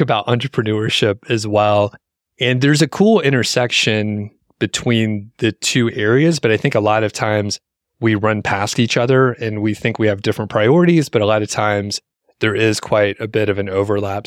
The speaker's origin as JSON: {"language": "English", "country": "United States", "said": "as an American"}